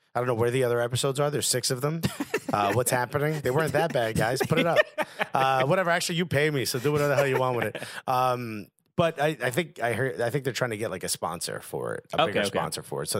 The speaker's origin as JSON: {"language": "English", "town": "Newark", "region": "New Jersey", "country": "United States", "tie": "born or raised there", "said": "I grew up in Newark."}